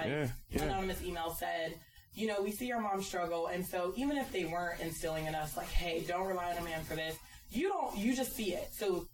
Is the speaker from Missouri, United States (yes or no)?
no; San Diego, California, United States; I'm originally from San Diego. I spent a lot of my life in California, but like. That was my life. I didn't grow up in the hood.